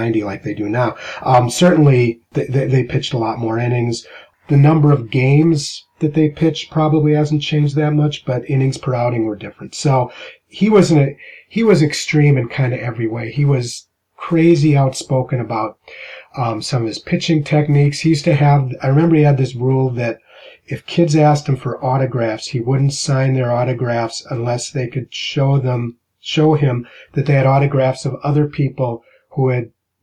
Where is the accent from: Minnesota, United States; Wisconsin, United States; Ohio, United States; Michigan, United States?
Minnesota, United States; growing up in Minnesota